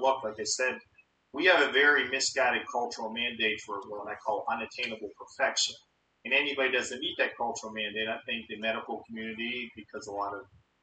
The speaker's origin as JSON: {"language": "English", "town": "Pittsburgh", "region": "Pennsylvania", "country": "United States", "tie": "born or raised there", "also_born_or_lived": "Atlanta, Georgia / Florida", "said": "I came back to my hometown of Pittsburgh, Pennsylvania, became a city police officer"}